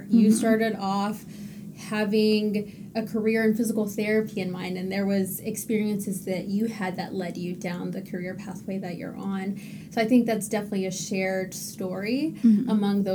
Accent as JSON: {"language": "English", "region": "Texas", "country": "United States", "moved": "yes", "lives_now": "Massachusetts, United States", "said": "I'm originally from Texas, so I did apply to fellowships back home"}